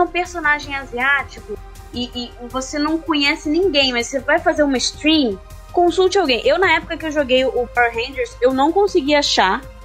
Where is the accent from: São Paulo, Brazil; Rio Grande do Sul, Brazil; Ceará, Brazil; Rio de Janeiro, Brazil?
Rio de Janeiro, Brazil; Carioca. Eu sou carioca.